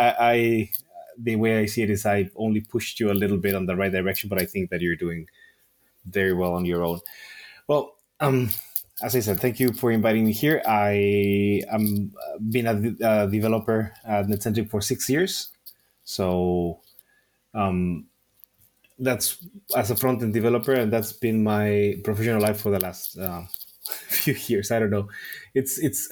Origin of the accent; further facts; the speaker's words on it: La Paz, Baja California Sur, Mexico; moved away as an adult; also born or lived in Mexico City, Mexico; now in Barcelona, Spain; I lived there in Mexico City itself for the first 9 years of my life. And then my family moved to Baja California Sur, which is every time that I say, yeah, you know, I'm from Baja California. Well, that's the way that the place that I was raised and that I've spent most of my life